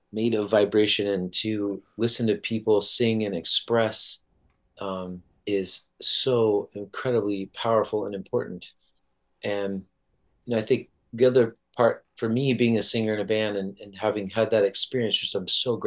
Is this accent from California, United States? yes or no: yes; South Orange County, California, United States; I grew up in South Orange County in California